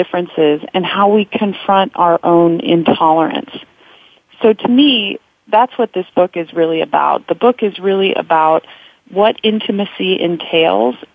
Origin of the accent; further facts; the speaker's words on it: California, United States; I am a California girl. I was raised in California in a secular middle-class family